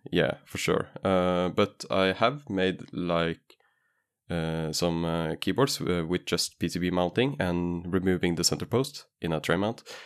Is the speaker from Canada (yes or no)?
no; Norway; English is a second language; I was from Norway, so I could just say, "Oh, English is not my main language."